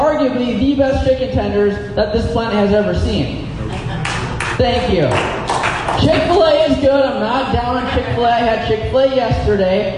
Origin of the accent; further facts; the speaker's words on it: United States; As an American in the 21st century